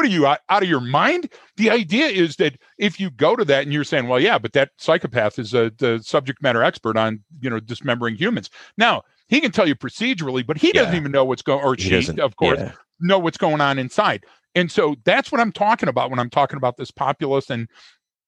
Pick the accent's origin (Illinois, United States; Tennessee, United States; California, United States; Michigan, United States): Michigan, United States; Detroit; everybody that I know, specifically growing up in Detroit, was in the food service industry